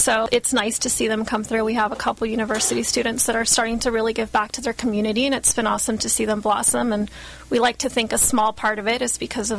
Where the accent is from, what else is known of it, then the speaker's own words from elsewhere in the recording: Guatemala; I grew up in Guatemala for a few years